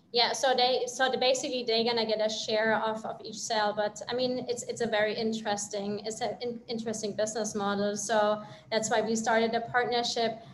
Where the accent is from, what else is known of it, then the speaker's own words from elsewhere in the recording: Germany; moved away; I'm from Europe, I'm from Germany actually